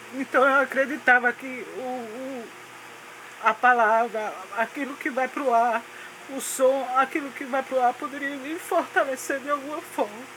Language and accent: Portuguese; Recife, Pernambuco, Brazil; eu nasci na zona, antigamente tinha a zona ali no Marco Zero, então de lá que eu vim, da zona